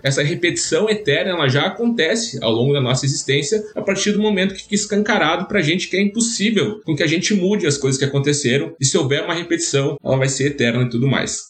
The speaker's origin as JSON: {"language": "Portuguese", "region": "Rio Grande do Sul", "country": "Brazil", "said": "eu sou gaúcho"}